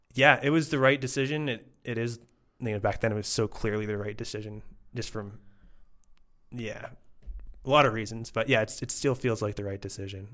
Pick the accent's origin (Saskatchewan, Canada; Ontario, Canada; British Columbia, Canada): Ontario, Canada; Toronto; moved away as an adult; now in Querétaro, Mexico; I grew up in Toronto, Canadian